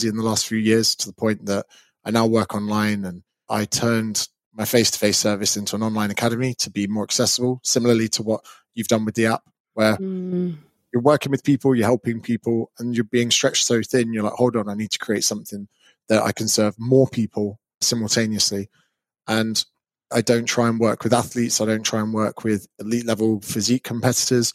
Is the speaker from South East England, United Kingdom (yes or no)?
yes; Berkshire, South East England, United Kingdom; So I'm an English personal trainer. I grew up in Berkshire